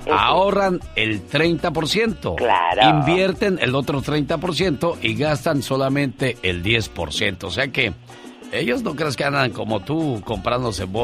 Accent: San Luis Potosí, Mexico; moved away; Un día salí de San Luis Potosí, México. Pero San Luis Potosí nunca

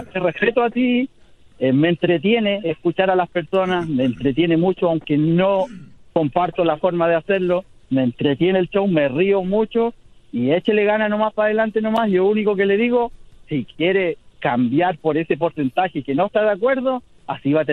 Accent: Chile

